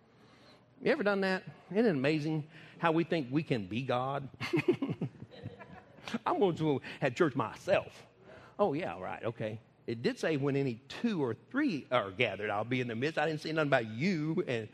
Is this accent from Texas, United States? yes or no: yes; Texas, United States; I never say I'm from the United States. I tell them I'm from Texas